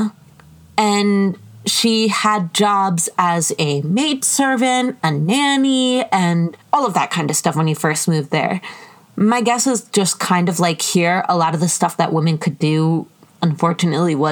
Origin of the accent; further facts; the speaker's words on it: United States; I am an American